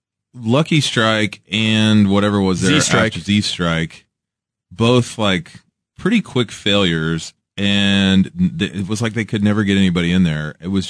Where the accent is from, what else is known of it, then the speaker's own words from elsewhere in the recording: Kansas City, Missouri, United States; I'm from Kansas City